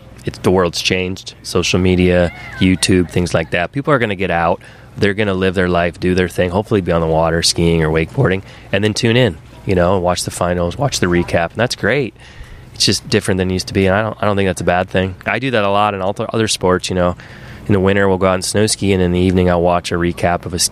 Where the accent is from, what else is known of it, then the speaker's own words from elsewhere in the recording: Michigan, United States; I grew up in Michigan